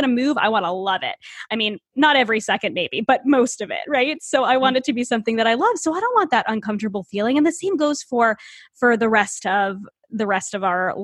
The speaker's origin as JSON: {"language": "English", "region": "Northeast", "country": "United States", "tie": "born or raised there", "said": "I live in the Northeast. I grew up in the Northeast, and I grew up in an area that's not very diverse at all."}